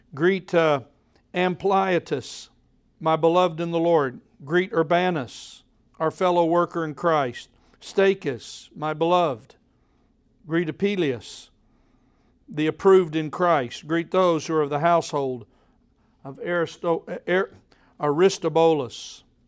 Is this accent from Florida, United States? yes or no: no; Oklahoma, United States; now in Tennessee, United States; when I was born in Oklahoma